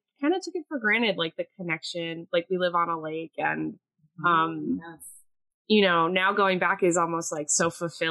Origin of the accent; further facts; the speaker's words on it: Eastern Pennsylvania, United States; also born or lived in Philadelphia; Eastern Pennsylvania, even like my hometown and like Philly, like Scranton